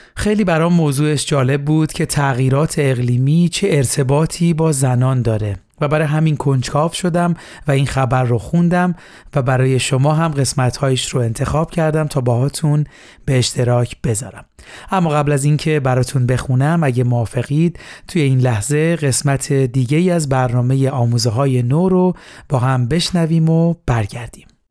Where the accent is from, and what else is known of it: Iran